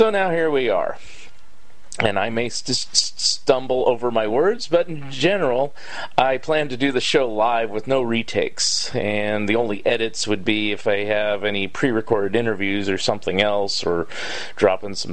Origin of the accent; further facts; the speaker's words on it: Saratoga, California, United States; moved away as an adult; also born or lived in San Jose, California / Palos Verdes Estates, California / San Francisco, California / Florida; now in Eugene, United States; I grew up in Saratoga, California, and at age 6, my family moved to Palos Verdes Estates. And at age 9, we moved back to Saratoga